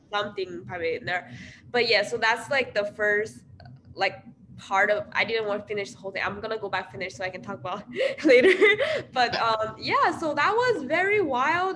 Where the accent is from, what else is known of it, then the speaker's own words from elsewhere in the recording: China; now in Iowa, United States; I'm from China